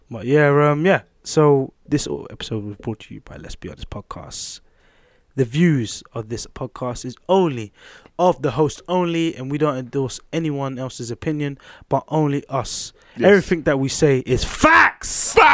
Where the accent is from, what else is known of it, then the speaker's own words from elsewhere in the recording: Queens, New York, United States; Queens. I'm from Queens for a reason.